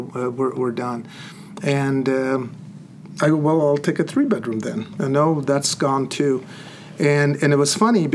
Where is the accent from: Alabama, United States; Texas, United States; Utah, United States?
Utah, United States; Salt Lake City; also born or lived in Chandigarh, India; I grew up on the West Side, and I love the West Side